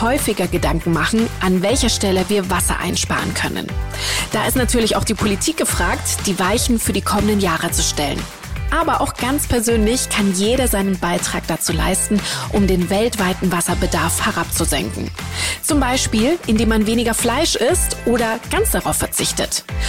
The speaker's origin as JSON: {"language": "German", "country": "Germany", "said": "bei uns in Deutschland"}